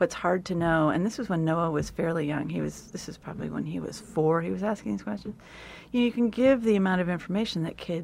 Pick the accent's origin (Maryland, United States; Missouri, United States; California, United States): California, United States; I grew up in California